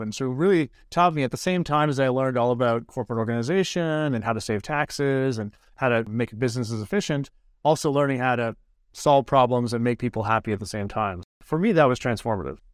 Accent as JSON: {"language": "English", "town": "Owen Sound", "region": "Ontario", "country": "Canada", "tie": "born or raised there", "moved": "yes", "lives_now": "Edmonton, Canada", "said": "growing up in Owen San."}